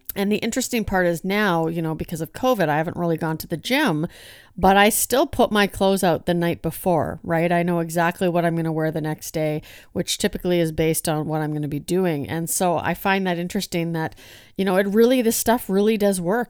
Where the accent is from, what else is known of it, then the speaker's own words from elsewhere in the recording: Hinton, Alberta, Canada; I am from Hinton, Alberta